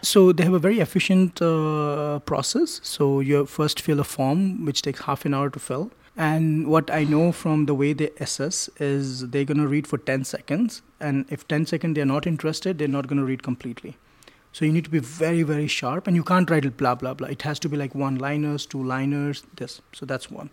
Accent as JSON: {"language": "English", "town": "New Delhi", "region": "Delhi", "country": "India", "tie": "born or raised there", "said": "I grew up in India, in New Delhi"}